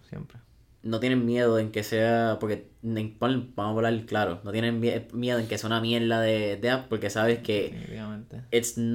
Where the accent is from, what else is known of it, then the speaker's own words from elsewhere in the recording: Puerto Rico; como puertorriqueños, yo creo que está lo que nos pasa. A veces damos por alto lo que tenemos. Y nos pasa no como puertorriqueños